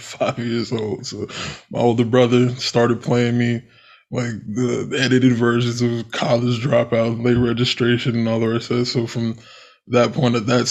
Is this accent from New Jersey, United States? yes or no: yes; Wharton, New Jersey, United States; also born or lived in Morristown, New Jersey / Union, New Jersey / Denville, New Jersey; I grew up in Wharton, went to schools in Wharton and stuff until I was junior high. And then I went to high school in Denville. So pretty much I've been all around North Jersey, Morris County, pretty much my entire life.